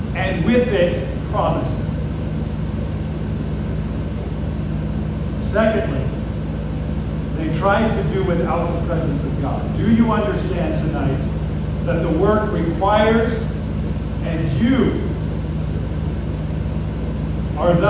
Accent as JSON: {"language": "English", "town": "Grand Forks", "region": "North Dakota", "country": "United States", "tie": "born or raised there", "moved": "as an adult", "lives_now": "South Africa", "said": "I was born in Grand Forks, North Dakota. I lived there for about 18 years between high school and when I went back to South Africa."}